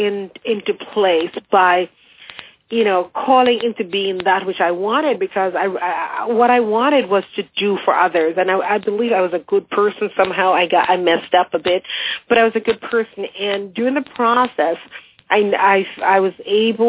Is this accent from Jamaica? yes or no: yes; Jamaica; moved away as an adult; also born or lived in England; now in United States; I grew up in Jamaica